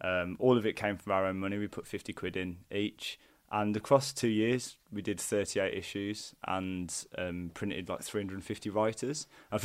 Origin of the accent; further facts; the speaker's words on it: Wolverhampton, West Midlands, United Kingdom; moved away as an adult; also born or lived in London; I'm from Wolverhampton, from Purton, and I went down to university in London.